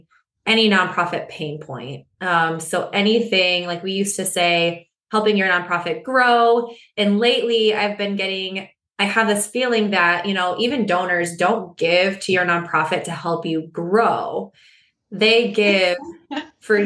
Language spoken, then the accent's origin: English; West Michigan, United States; I grew up in West Michigan, born and raised